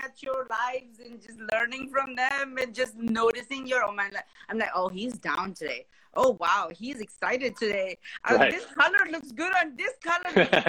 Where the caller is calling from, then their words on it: San Jose, California, United States; San Jose, Bay Area.